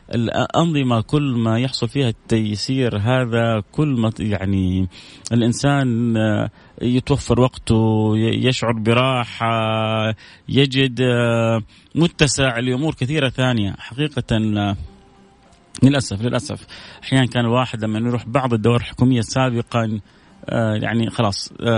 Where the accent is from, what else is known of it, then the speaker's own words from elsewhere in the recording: Saudi Arabia; احنا كذلك يعني كسعوديين